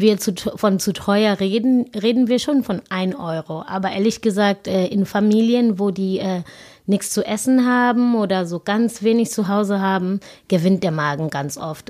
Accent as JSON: {"language": "German", "country": "South Africa", "tie": "born or raised there", "second_language": "German", "moved": "as an adult", "lives_now": "Germany", "said": "wo ich herkomme, das ist wirklich eine ganz kleine Township und ähm, ich bin da aufgewachsen"}